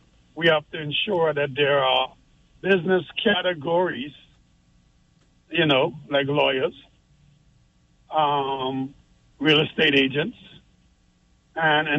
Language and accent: English; Bahamas; now in Turks and Caicos Islands; I was born here, but I grew up in the Bahamas as a kid